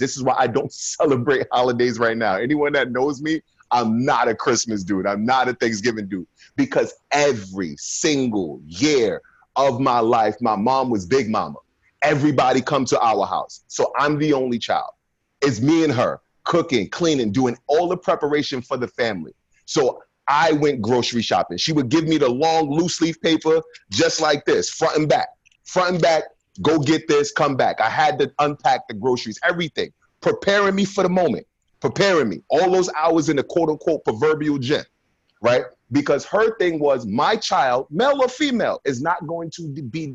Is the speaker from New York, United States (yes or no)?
yes; Brooklyn, New York, United States; growing up in Brooklyn at 16 years old at that time, gang violence and everything like